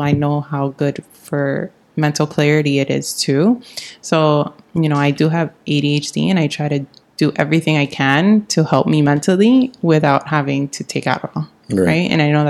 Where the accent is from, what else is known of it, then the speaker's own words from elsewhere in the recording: New York, United States; now in Miami, United States; here in Miami, like the water, I'm from New York, so I know what cold water really feels like